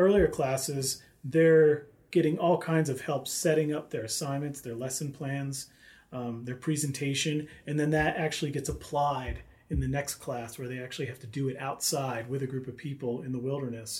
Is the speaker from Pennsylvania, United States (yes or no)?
yes; Philadelphia, Pennsylvania, United States; moved away as an adult; now in Flagstaff, United States; I'm from Philadelphia